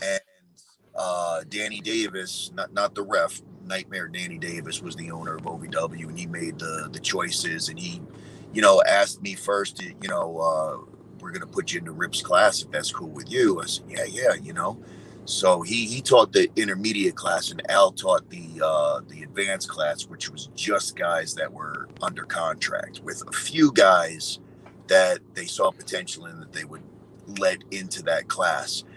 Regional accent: New York, United States; I'm from New York

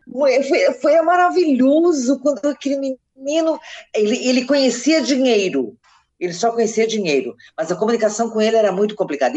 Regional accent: Capinzal, Santa Catarina, Brazil; also born or lived in Curitibanos, Santa Catarina / Campina do Cerro, Santa Catarina; Curitibanos foi onde eu morei muitos anos, Capinzal, a cidade onde eu nasci

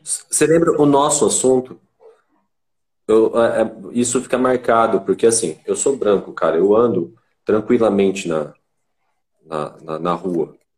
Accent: Itanhaém, São Paulo, Brazil; moved away as an adult; eu era da Baixada Santista, sou de Itanhaém

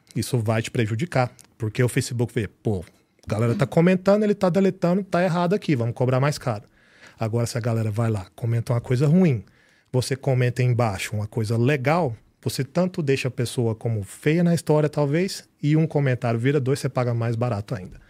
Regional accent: Piracanjuba, Goiás, Brazil; moved away as an adult; now in United States; eu sou de Piracanjuba

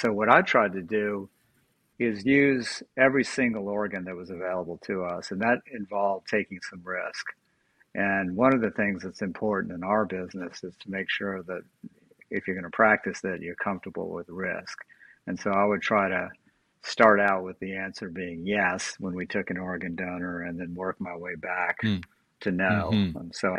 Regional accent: New Orleans, Louisiana, United States; Yeah, I grew up in New Orleans.

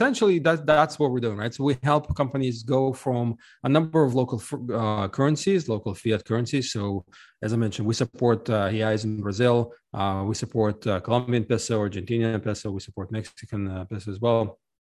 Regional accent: Ukraine; now in United States; I'm actually originally from Ukraine, but I left a long time ago, and I lived in a number of countries around the world, eventually settling in the US.

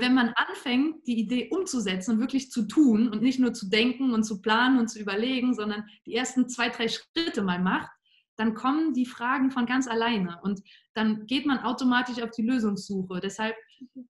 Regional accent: Cologne, North Rhine-Westphalia, Germany; moved away as an adult; now in Vienna, Austria; ich komme ursprünglich aus der Gegend von Köln in Deutschland, bin dann zu meinem Master 2016 nach Wien gezogen

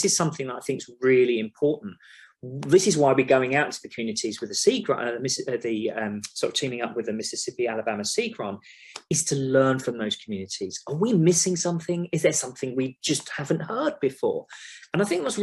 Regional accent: London, United Kingdom; moved away as an adult; also born or lived in Upminster, East London; now in Oklahoma, United States; I'm a Londoner. I'm from London. Like I said earlier, I studied in London. I lived in London. I've worked in London

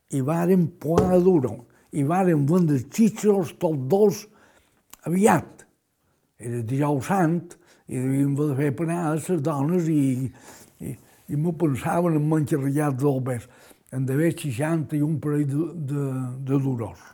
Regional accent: Majorca, Balearic Islands, Spain; com a bon mallorquí

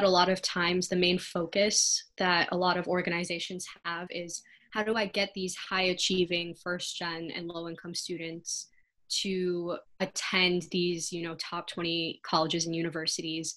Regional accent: Rochester, Michigan, United States; I grew up in the suburbs. It's actually a suburb about an hour or so out of Detroit

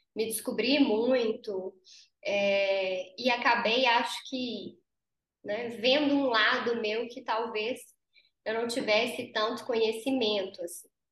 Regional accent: Conselheiro Lafaiete, Minas Gerais, Brazil; moved away as an adult; now in Belo Horizonte, Brazil; eu sou do interior, eu sou de Lafayette, conselheiro Lafayette.

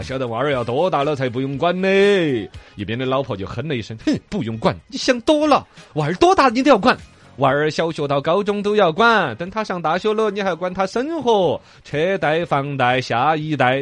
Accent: China; 我们中国人

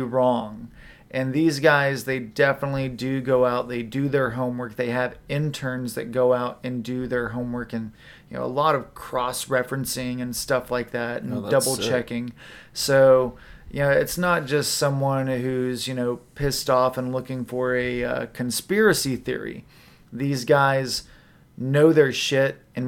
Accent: Oklahoma, United States; moved away; we are from Oklahoma

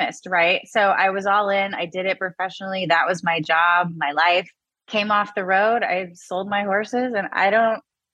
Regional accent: Rio Grande Valley, Texas, United States; also born or lived in San Antonio, Texas; I'm originally from a small part of Texas called the Rio Grande Valley, small but mighty.

